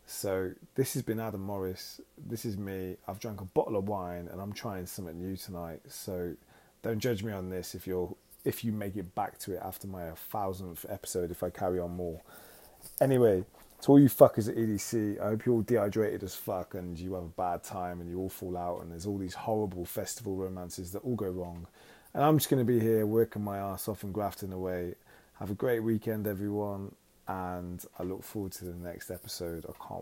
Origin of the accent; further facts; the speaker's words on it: United Kingdom; now in Los Angeles, United States; you can understand my weird accent, because, well, I'm from all over the place, really, but I'm from the United Kingdom.